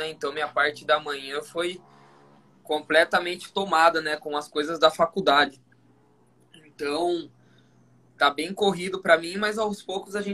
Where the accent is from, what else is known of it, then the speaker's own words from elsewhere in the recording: Maringá, Paraná, Brazil; Eu sou de Maringá, aqui no Paraná.